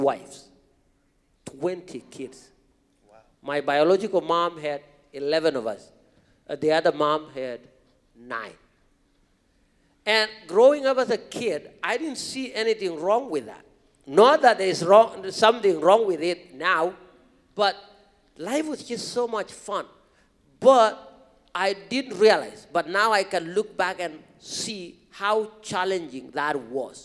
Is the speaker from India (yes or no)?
no; Kenya; English is a second language; now in United States; growing up in this rural part of Kenya as a young kid going to school